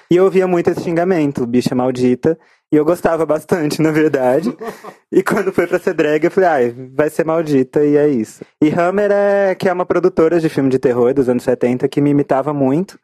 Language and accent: Portuguese; Goiânia, Goiás, Brazil; now in São Paulo, Brazil; eu cresci num lugar muito homofóbico e muito pesado, que é Goiânia. Eu nasci em São Paulo, mas fui criada lá.